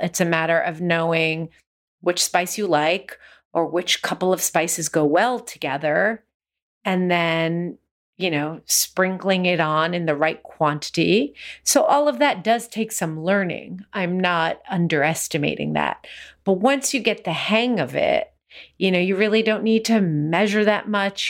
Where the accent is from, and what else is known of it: United States; born or raised there